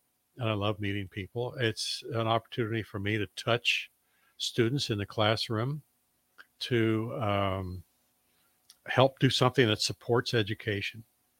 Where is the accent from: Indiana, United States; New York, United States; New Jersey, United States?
Indiana, United States; Indianapolis; now in Lincoln, United States; When I first moved here in 1979, I could not believe how people knew each other in Lincoln. I came from Indianapolis, 1.5 million people in Indianapolis.